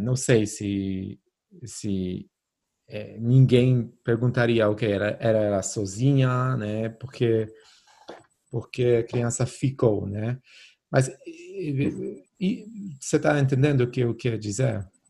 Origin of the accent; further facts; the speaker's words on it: Poland; now in Brazil; na Polônia, né? Onde eu cresci